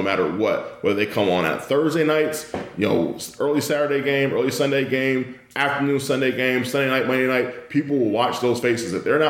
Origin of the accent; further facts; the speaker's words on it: West Coast, United States; we're from the West Coast